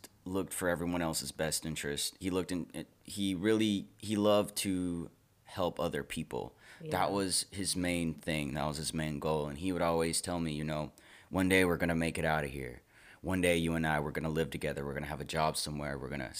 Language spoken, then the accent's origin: English; Memphis, Tennessee, United States; as a person growing up in Memphis